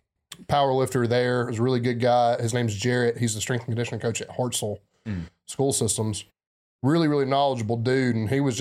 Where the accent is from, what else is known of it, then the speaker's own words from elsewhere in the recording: the South, United States; accent: southern; there's listeners in other parts of America that feel like they need a translator because of my heavy southern accent.